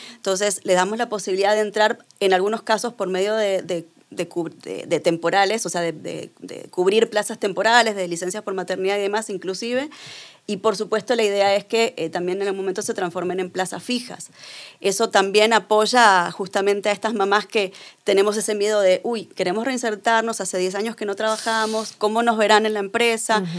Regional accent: Argentina; yo soy argentina

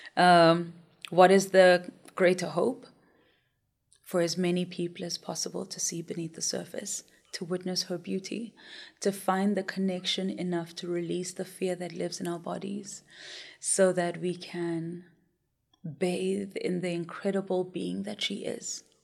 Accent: Soweto, Gauteng, South Africa; I grew up in Soweto

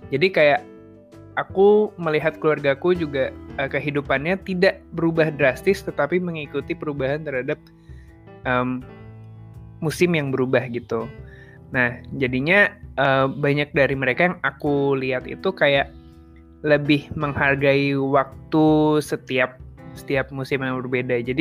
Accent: West Nusa Tenggara, Indonesia; born there; Sekarang aku lagi di kota kelahiran gue nih, lagi di Lombok.

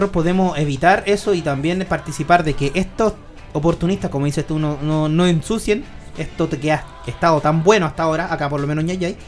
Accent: Santa María, Valparaíso, Chile; yo no soy de acá. Yo siempre le digo a todos los invitados, yo soy de Santa María. Entonces yo pululo por Santa María, San Felipe, Yayay, trabajo acá.

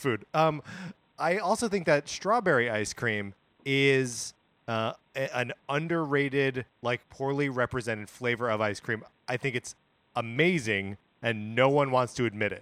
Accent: Wisconsin, United States; moved away; born and raised in Wisconsin, lived there for, uh, you know, over I don't know, like, twenty-five years

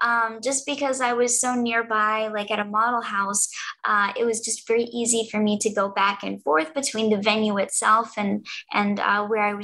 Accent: East Coast, United States; I was born and raised all along the East Coast.

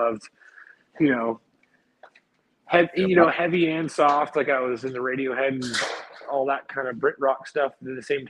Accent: Greensboro, North Carolina, United States; moved away as an adult; also born or lived in Chapel Hill, North Carolina / Charlotte, North Carolina / Florida; I was born in Chapel Hill, and I grew up in a city called Greensboro, North Carolina.

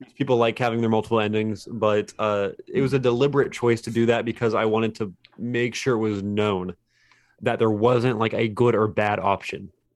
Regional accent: Fairmont, West Virginia, United States; I'm from Fairmont, West Virginia. It's a small place.

